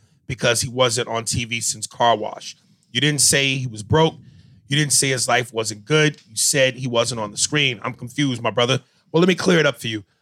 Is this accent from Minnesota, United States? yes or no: no; New York, United States; I'm from New York